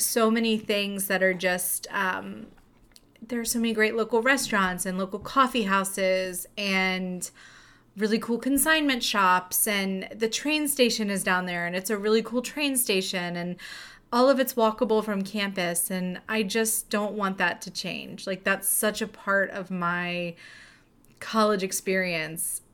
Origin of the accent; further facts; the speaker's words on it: Virginia, United States; we're from Virginia, and we love it here.